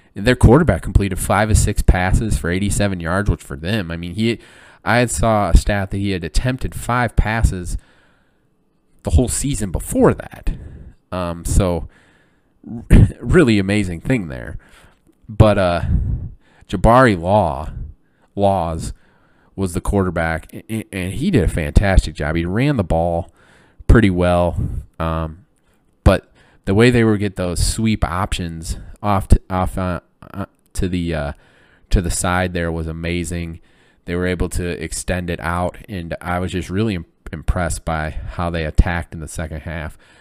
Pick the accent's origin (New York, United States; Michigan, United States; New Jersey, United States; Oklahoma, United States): Michigan, United States; now in Illinois, United States; growing up in Michigan, growing up in Big Ten country, living in Illinois now